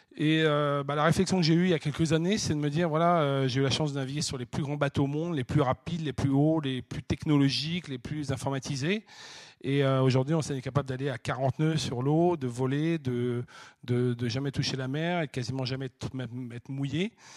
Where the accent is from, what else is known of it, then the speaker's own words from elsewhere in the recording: La Chaux-de-Fonds, Neuchâtel, Switzerland; moved away; je suis né à la Chaux-de-Fonds